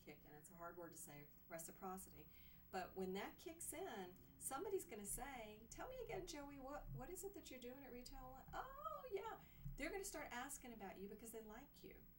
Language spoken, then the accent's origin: English; Scotland, United Kingdom; I'm Scottish